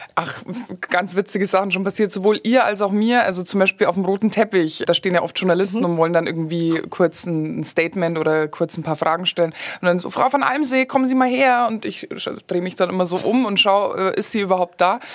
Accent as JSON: {"language": "German", "town": "Garmisch-Partenkirchen", "region": "Bavaria", "country": "Germany", "tie": "born or raised there", "moved": "as an adult", "lives_now": "Kitzbühel, Austria", "said": "ich bin, äh, geboren und aufgewachsen in Garmisch-Partenkirchen"}